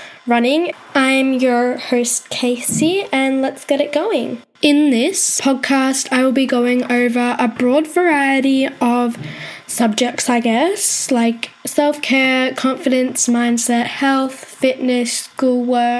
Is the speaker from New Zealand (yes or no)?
no; Australia; I am from Australia.